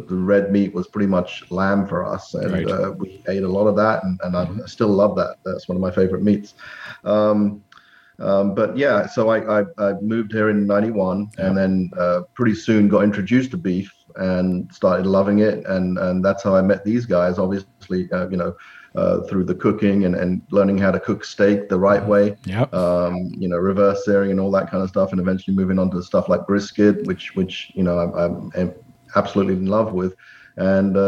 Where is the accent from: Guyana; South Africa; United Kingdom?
United Kingdom; England; moved away as an adult; now in United States; I was born and raised in England